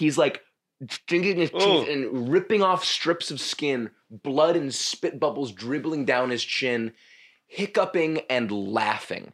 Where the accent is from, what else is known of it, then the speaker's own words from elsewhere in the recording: New York City, New York, United States; growing up in New York where you just see fucking horrible shit all the time